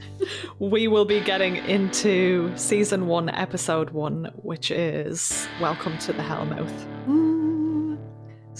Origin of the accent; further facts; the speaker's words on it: Ireland; I'm Irish.